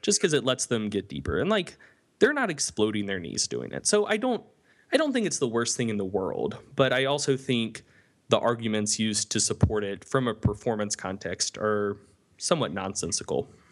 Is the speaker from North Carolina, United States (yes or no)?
yes; North Carolina Piedmont, United States; I come from the North Carolina, Piedmont